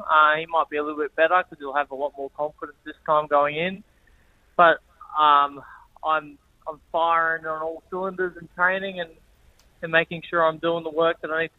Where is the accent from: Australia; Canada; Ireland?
Australia; Brisbane, Queensland; I love fighting in my hometown and having that home support and being able to drive from home to the fight.